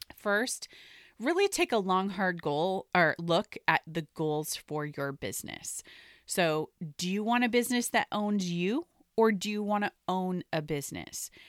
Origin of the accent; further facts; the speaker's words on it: the Northwest, Pacific Northwest, United States; I grew up in the Northwest, so Nordstrom was actually a natural part of where we would shop as I grew up.